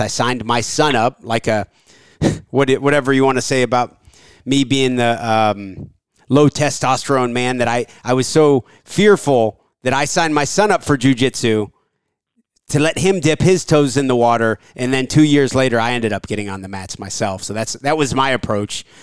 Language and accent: English; Athens, Ohio, United States; I was born in Athens, Ohio in 1983